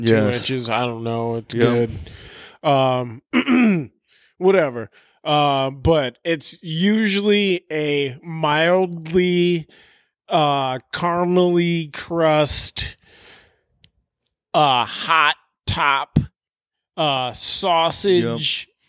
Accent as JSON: {"language": "English", "town": "Chicago", "region": "Illinois", "country": "United States", "said": "I'm fucking from the South Side, bitch. Fucking Canaryville, holla, bitch."}